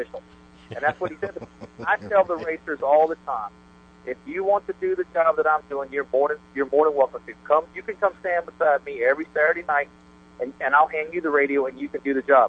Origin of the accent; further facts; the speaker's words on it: Gainesville, Florida, United States; I grew up in Gainesville. I was born and raised in Gainesville